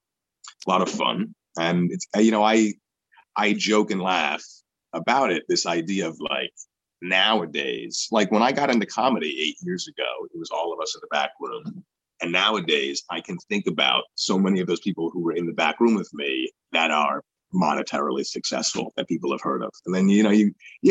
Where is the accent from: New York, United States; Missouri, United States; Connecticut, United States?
New York, United States; growing up in New York